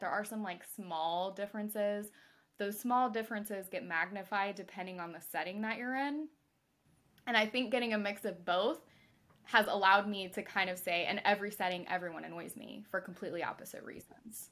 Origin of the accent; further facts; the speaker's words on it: Mississippi, United States; I'm from Mississippi